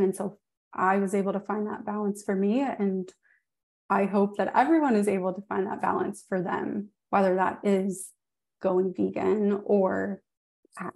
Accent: New Orleans, Louisiana, United States; I'm from New Orleans

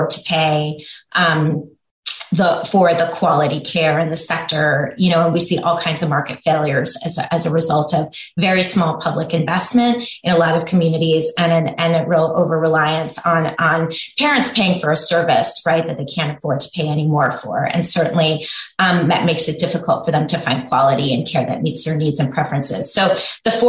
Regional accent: Washington, District of Columbia, United States; also born or lived in Oregon; I helped implement universal preschool in my hometown of Washington, D.C.

